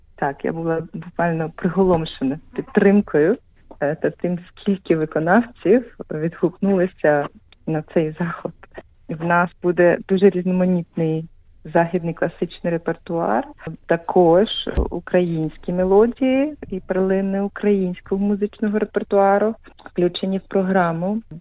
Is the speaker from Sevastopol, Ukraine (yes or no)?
yes; Sevastopol, Ukraine; moved away as an adult; also born or lived in Lviv / Zurich; now in Melbourne, Australia; Я насправді народилася в Севастополі. Але я приїхала до Австралії вже 10 років тому